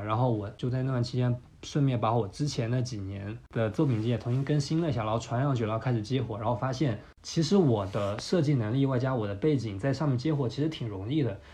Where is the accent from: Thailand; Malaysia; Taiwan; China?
China; Fuzhou, Fujian; moved away as an adult; also born or lived in Shanghai / Mexico; 我家是福州的，福州其实算是一个二线的省会城市